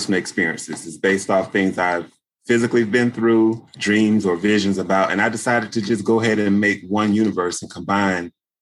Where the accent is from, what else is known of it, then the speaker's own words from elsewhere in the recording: Daytona Beach, Florida, United States; moved away as an adult; also born or lived in Georgia; now in New York, United States; I was actually born in Daytona Beach, Florida